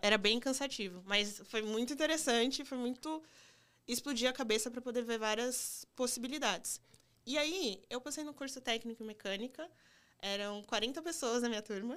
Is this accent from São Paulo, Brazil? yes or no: yes; Campinas, São Paulo, Brazil; also born or lived in Limeira / Minas Gerais; now in São Paulo, Brazil; Eu nasci em Campinas, eu cresci em Campinas, aí eu fiz ensino médio em Limeira